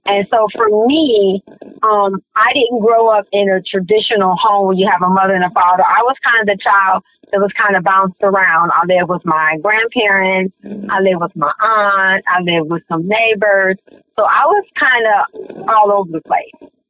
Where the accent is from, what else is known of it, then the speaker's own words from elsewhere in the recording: Detroit, Michigan, United States; I grew up in Detroit as well. I grew up on the west side.